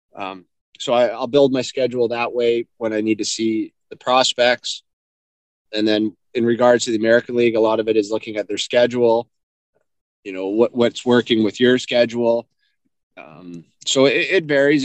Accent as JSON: {"language": "English", "town": "Sault Ste. Marie", "region": "Ontario", "country": "Canada", "tie": "born or raised there", "also_born_or_lived": "London, Ontario", "said": "I grew up in, actually, Sault Ste. Marie. I was born in London, but raised in the Sioux"}